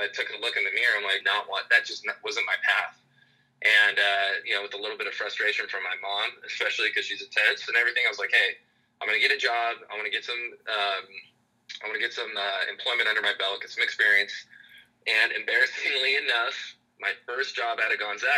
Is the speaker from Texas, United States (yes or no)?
no; North Central Eastern Washington, United States; I'm from North Central Eastern Washington. I'm one of those people that super small town USA